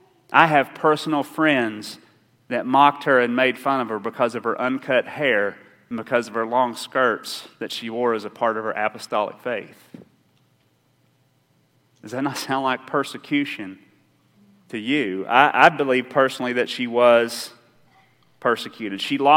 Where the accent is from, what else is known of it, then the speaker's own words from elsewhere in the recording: Rowan County, Kentucky, United States; I grew up in Round County